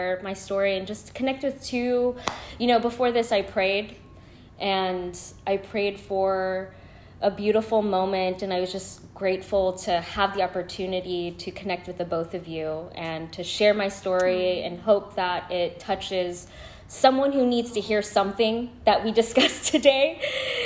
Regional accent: San Francisco, California, United States; I was born and raised in San Francisco. I still currently reside in San Francisco

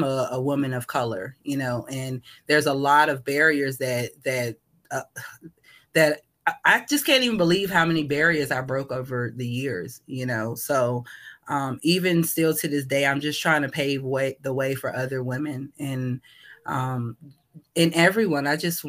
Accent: Richmond, Virginia, United States; born there; also born or lived in New Jersey; So I was born in Richmond, Virginia. I was kind of raised here and there. My mom is from New Jersey.

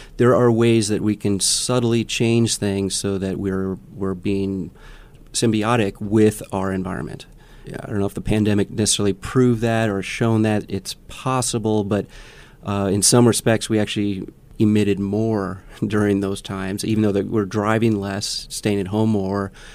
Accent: Milwaukee, Wisconsin, United States; now in Omaha, United States; I was a city boy growing up in Milwaukee, Wisconsin

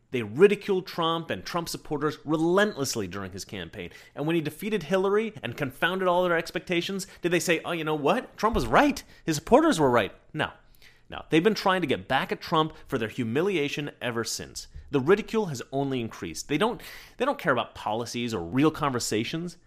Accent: Oregon, United States; also born or lived in New York; In Oregon, we pride ourselves on our honesty.

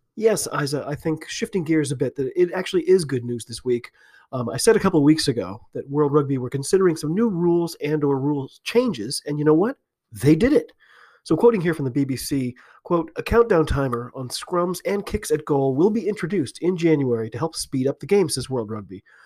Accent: United States; I'm an American rugby fan

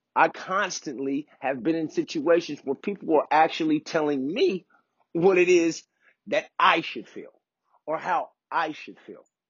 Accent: Oak Park, United States; I grew up in Oak Park, went to Bret Hart.

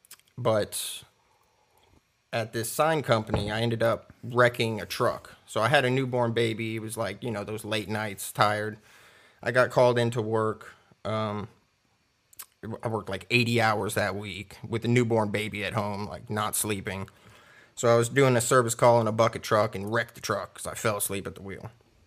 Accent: Clearwater, Florida, United States; also born or lived in Miami; now in Knoxville, United States; No, I was born in Miami, grew up in Clearwater, Tampa area. I moved to Knoxville, Tennessee, probably about 8 years ago.

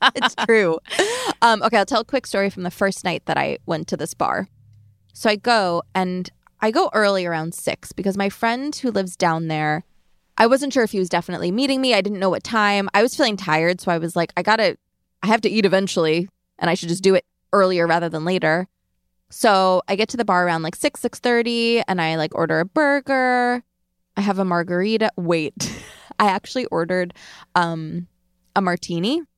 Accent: Long Island, New York, United States; I'm from Long Island.

